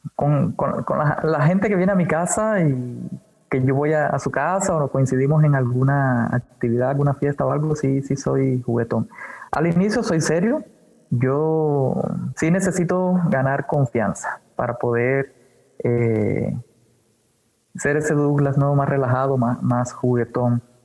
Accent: Cuba; moved away as an adult; also born or lived in Havana, Cuba / Brazil; now in Mexico; de nacimiento en Cuba nací en La Habana, pero desde muy pequeño siempre, eh, me fui a vivir con mi familia a un pueblo y era un pueblo de campo

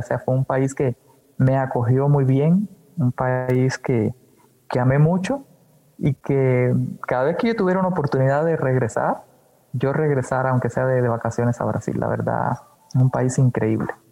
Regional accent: Cuba; moved away as an adult; also born or lived in Havana, Cuba / Brazil; now in Mexico; de nacimiento en Cuba nací en La Habana, pero desde muy pequeño siempre, eh, me fui a vivir con mi familia a un pueblo y era un pueblo de campo

